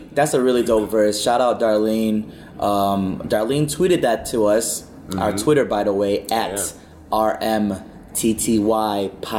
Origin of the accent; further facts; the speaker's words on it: Chicago, Illinois, United States; I am from Chicago